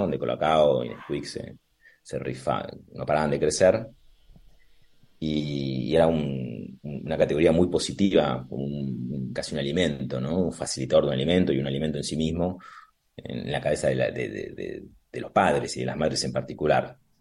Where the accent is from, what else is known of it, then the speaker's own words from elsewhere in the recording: Argentina; now in Madrid, Spain; nosotros somos de café y de mesa